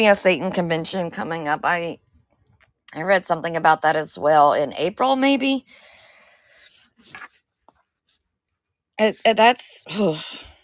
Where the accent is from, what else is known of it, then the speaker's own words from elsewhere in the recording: Georgia, United States; I'm from Georgia